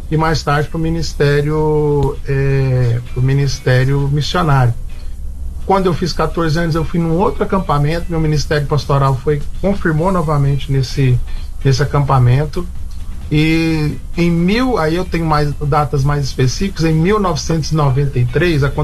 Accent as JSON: {"language": "Portuguese", "town": "Goiânia", "region": "Goiás", "country": "Brazil", "tie": "born or raised there", "said": "Sou de Goiânia mesmo, uhum. né? Sou goiano, eu, minha esposa, Adriane, minhas filhas Helena e Heloísa."}